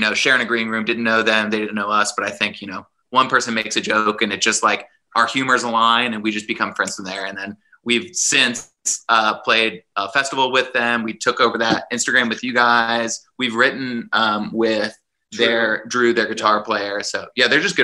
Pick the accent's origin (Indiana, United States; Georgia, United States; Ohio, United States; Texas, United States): Ohio, United States; we're both from Ohio